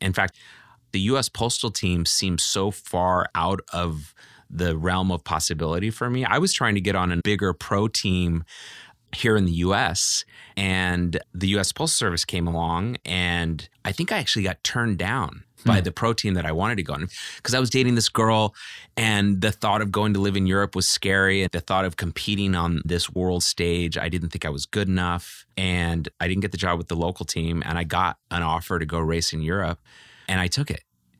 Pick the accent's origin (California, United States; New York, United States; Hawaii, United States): California, United States; Walnut Creek; also born or lived in Oakland; I grew up in Walnut Creek, California, okay. You know, after living in Oakland as a young child.